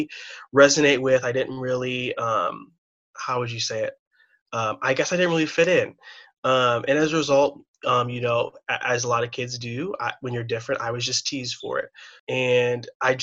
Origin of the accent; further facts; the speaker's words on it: Chicago, Illinois, United States; I was born and raised here in the Midwest, in the suburbs